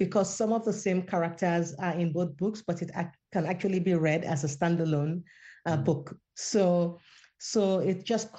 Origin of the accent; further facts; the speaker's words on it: Nigeria; My first love was actually fiction when I was a teenager growing up in Nigeria.